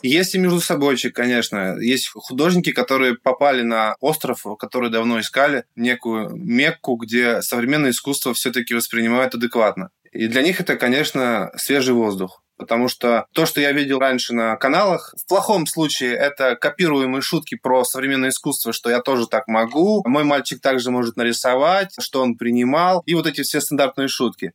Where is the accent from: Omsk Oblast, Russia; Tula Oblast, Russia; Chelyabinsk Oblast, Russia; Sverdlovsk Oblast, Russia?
Sverdlovsk Oblast, Russia; Yekaterinburg; свой город, Екатеринбург